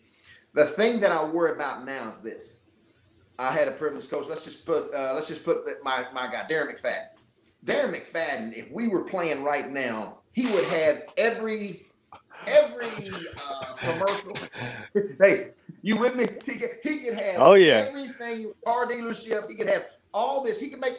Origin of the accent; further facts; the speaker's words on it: Little Rock, Arkansas, United States; I was born and raised in Little Rock, Arkansas.